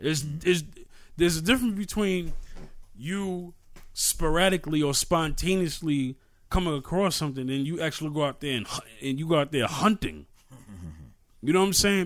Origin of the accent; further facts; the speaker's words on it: New York City, New York, United States; I'm from New York, right? New York City. And the projects that I grew up it, grew up